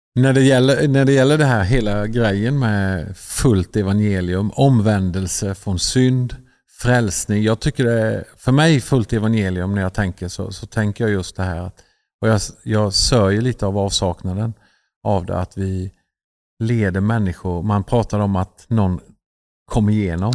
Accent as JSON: {"language": "Swedish", "country": "Sweden", "said": "vi är ju svenskar"}